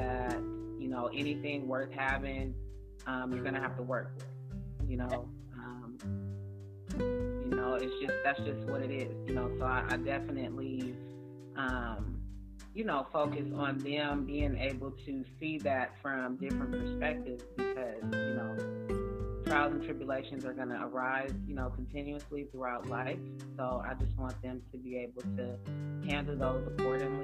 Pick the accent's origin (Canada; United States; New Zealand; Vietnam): United States; Oakland, California; I'm from Oakland, California